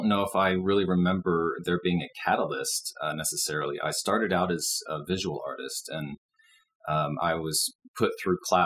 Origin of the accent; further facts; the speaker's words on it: Dallas, Texas, United States; moved away as an adult; now in Boulder, United States; I was born and raised in Dallas and lived there for 38 years